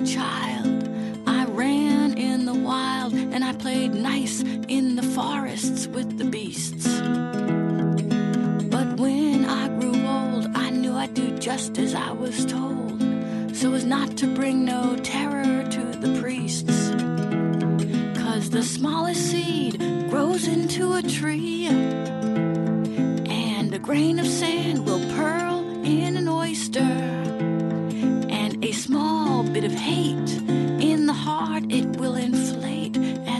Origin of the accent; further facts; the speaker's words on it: Germany; Again, growing up in Germany, learning German, being fluent in German, big fan of Bertolt Brecht.